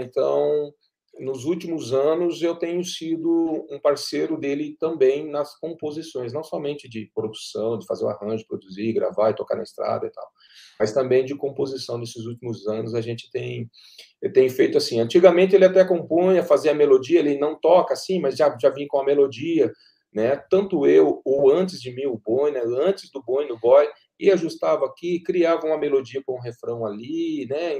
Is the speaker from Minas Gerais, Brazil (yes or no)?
no; Pindamonhangaba, São Paulo, Brazil; moved away as an adult; now in Cachoeira Paulista, Brazil; eu sou de Pindamonhangaba, natural de Pindamonhangaba